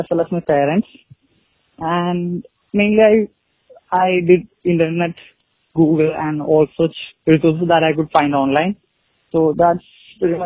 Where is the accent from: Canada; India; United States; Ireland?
India; I'm 21 years old and I'm from India.